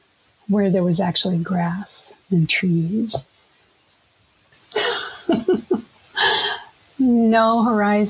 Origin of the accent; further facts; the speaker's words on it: United States; also born or lived in Kansas / Oklahoma; now in Minnesota, United States; I was raised in Kansas and Oklahoma